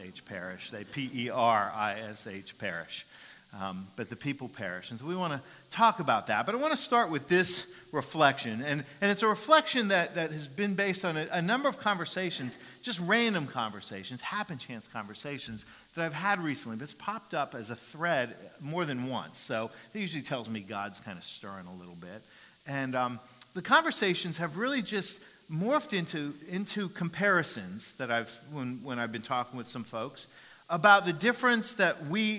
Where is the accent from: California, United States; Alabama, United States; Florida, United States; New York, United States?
Florida, United States; Jacksonville; playing Pop Warner football in Jacksonville, Florida